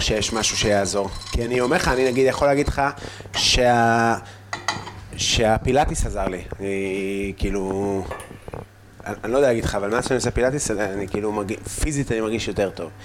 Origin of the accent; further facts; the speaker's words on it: Afula, Northern District, Israel; moved away; also born or lived in Tel Aviv; אני גם לא גדלתי בעפולה, אני גדלתי בגבעה